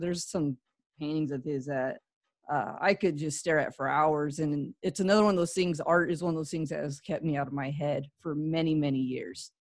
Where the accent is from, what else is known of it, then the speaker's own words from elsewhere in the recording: California, United States; moved away; also born or lived in Midwest / Florida; I grew up in California